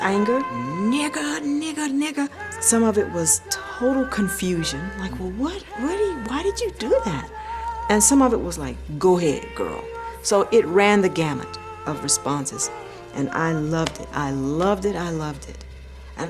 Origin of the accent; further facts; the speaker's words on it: United States; I'm an American.